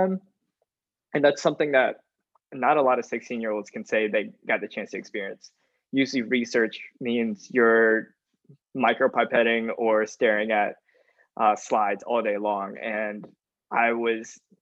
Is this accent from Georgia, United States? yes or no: yes; Augusta, Georgia, United States; I am also from Augusta, so I wasn't able to escape my hometown for too much